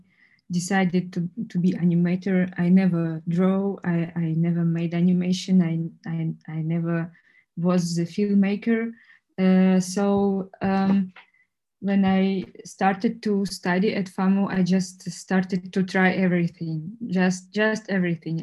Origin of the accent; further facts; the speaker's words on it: Russia; English is a second language; moved away as an adult; now in Prague, Czech Republic; I grew up in Russia